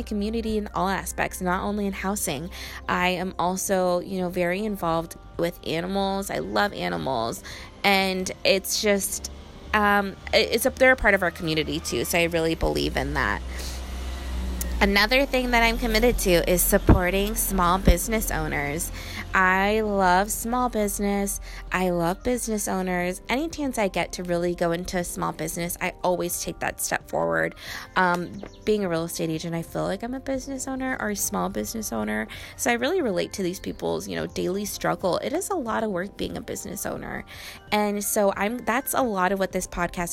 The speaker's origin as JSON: {"language": "English", "town": "Riverside", "region": "California", "country": "United States", "tie": "born or raised there", "said": "Riverside is my hometown"}